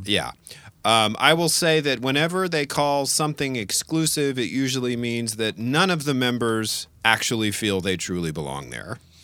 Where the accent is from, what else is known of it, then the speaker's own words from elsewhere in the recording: New Orleans, Louisiana, United States; moved away; I grew up in New Orleans, Louisiana